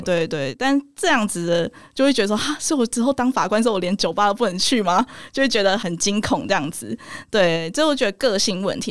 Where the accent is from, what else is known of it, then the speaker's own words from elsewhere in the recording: Nantou, central Taiwan, Taiwan; also born or lived in Taichung; 我是 台中出生，然后我OK。后来搬到南投，所以哦。算中部人